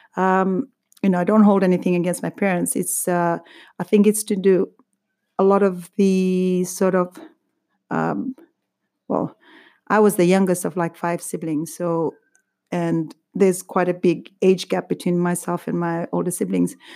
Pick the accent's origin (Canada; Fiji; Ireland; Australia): Fiji; now in United Kingdom; growing up in Fiji